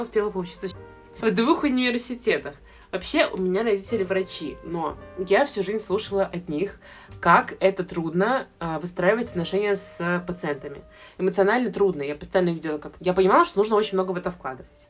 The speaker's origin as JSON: {"language": "Russian", "region": "Saint Petersburg", "country": "Russia", "said": "я из Питера"}